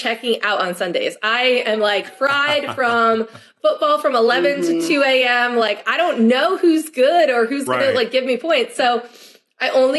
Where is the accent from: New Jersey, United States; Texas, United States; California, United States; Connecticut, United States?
New Jersey, United States; 20 minutes from Rutgers; moved away; also born or lived in Michigan; I was 20 minutes from Rutgers.